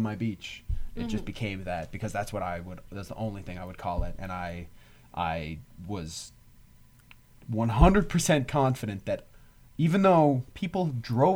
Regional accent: Newfoundland and Labrador, Canada; we're from Newfoundland

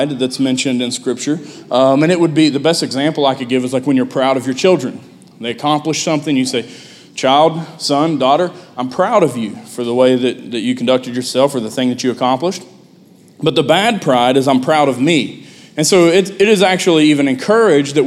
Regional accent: United States; also born or lived in West Virginia; being an American that speaks English

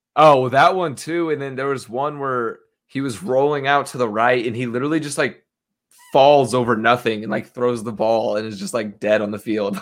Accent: United States; I'm an American

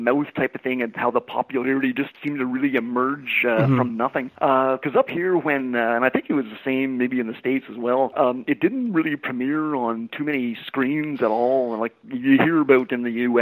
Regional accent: Ottawa, Ontario, Canada; I was born and raised in Ottawa, Ontario, Canada

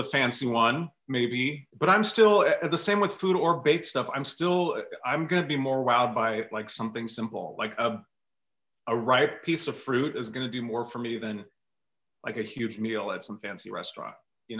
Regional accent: Orange County, California, United States; moved away as an adult; also born or lived in New York City; where I grew up in Orange County in the 70s and 80s

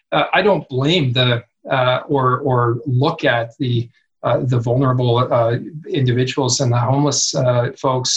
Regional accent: Kamloops, British Columbia, Canada; Kamloops, my hometown

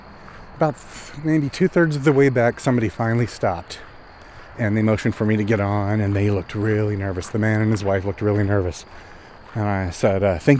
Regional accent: Oklahoma, United States; born there; also born or lived in Texas; well, I wasn't born there. I was born in Oklahoma.

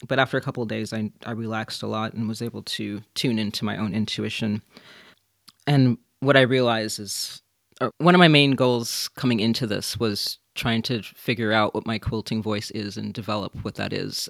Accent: Minnesota, United States; now in London, United Kingdom; I'm from Minnesota originally, but I live

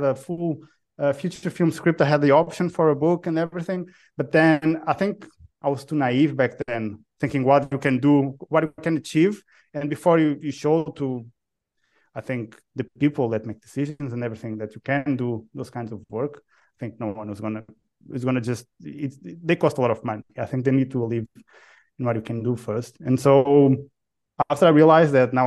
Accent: Portugal; moved away; also born or lived in United Kingdom; Portugal. I'm Portuguese. I'm Portuguese born

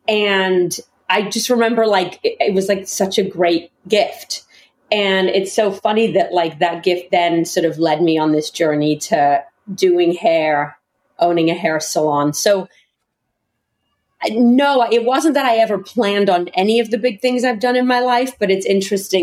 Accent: England, United Kingdom; moved away; But I grew up in England

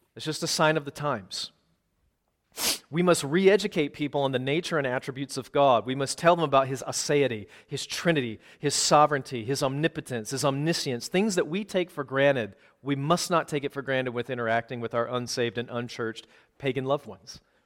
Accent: Minneapolis, Minnesota, United States; also born or lived in Wisconsin; I'm from the Twin Cities, but I was leading a church in Wisconsin from two thousand fifteen to twenty twenty, before we finally came home

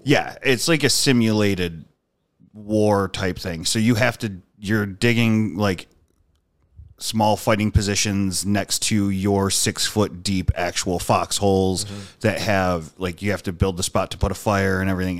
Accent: Dunkirk, New York, United States; born or raised there

